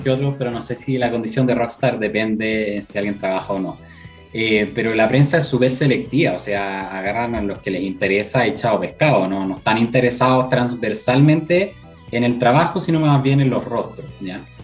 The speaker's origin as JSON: {"language": "Spanish", "town": "La Florida", "region": "Santiago Metropolitan Region", "country": "Chile", "said": "soy de la Florida, pero de la Florida a, Santiago"}